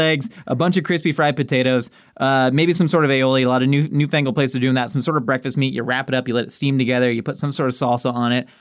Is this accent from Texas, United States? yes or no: yes; Texas, United States